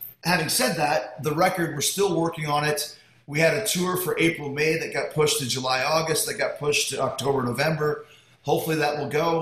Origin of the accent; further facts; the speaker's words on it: Winnipeg, Manitoba, Canada; now in Florida, United States; I grew up in Winnipeg